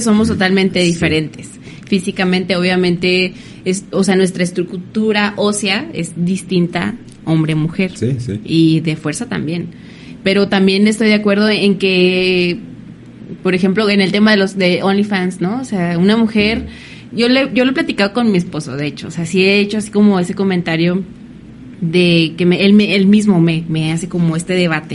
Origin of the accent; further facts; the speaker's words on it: Mexico; como mexicanos